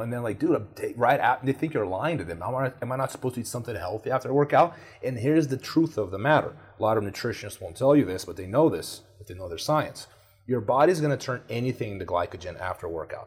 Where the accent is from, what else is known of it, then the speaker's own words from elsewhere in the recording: Brazil; moved away; I grew up in Brazil.